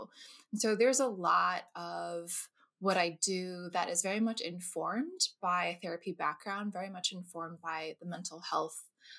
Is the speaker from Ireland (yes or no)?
no; New Jersey, United States; also born or lived in California; So I'm originally from, I was born in California, actually, the Bay Area, but I moved to New Jersey when I was two. So I grew up in New Jersey, East Coast native.